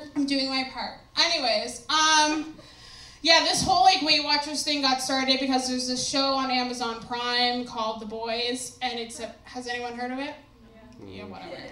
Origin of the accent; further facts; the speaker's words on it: New Brunswick, Canada; I'm from New Brunswick